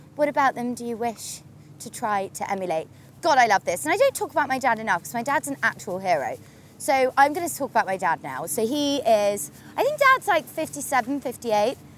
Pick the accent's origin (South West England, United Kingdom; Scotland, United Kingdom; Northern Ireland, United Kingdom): South West England, United Kingdom; Torquay; now in London, United Kingdom; I grew up in Torquay on the sea